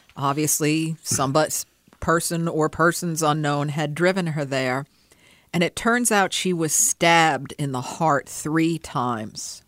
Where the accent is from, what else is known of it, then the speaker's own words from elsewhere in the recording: Pearl River, New York, United States; born and raised in Pearl River